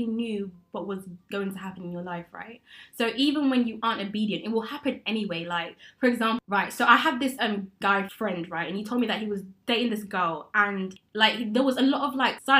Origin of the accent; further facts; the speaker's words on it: Coventry, West Midlands, United Kingdom; moved away as an adult; also born or lived in London; now in Coventry, United Kingdom; I'm from Coventry